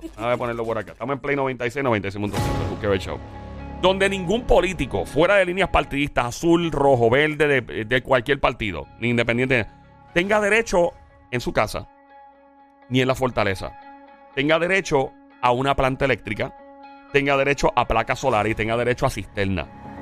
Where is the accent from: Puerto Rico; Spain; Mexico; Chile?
Puerto Rico; Caguas; en Caguas, mi pueblo